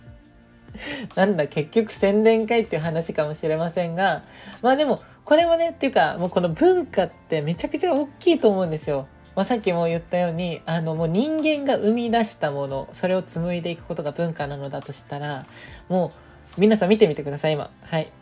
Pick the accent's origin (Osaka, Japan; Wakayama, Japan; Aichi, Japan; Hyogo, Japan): Aichi, Japan; Nagoya; moved away; 地元の愛知県名古屋でねこうあの住んでた時まだいた時に